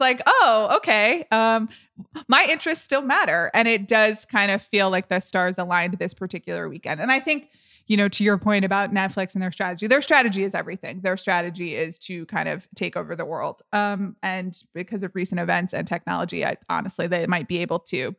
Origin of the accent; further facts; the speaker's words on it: United States; I'm an American